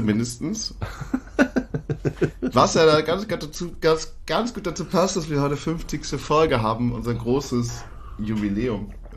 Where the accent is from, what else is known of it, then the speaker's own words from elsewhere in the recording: Germany; als Deutscher